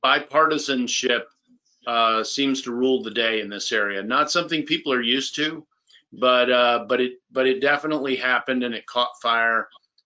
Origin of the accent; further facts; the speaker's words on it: Virginia, United States; We're all from Virginia